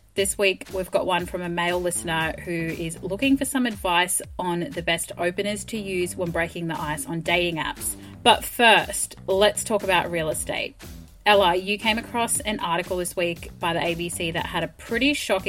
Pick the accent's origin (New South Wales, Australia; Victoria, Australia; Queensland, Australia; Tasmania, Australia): Queensland, Australia; Townsville; I'm from Queensland as well, so I know exactly what you mean. I mean, I'm from an even cheaper place, Townsville.